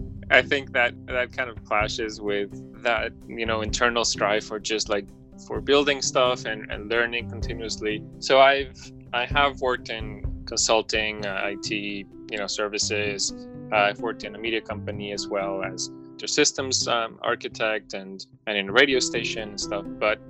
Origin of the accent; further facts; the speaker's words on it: Madrid, Community of Madrid, Spain; also born or lived in Mexico / Miami / London; I also grew up, you know, around the world pretty much from Madrid.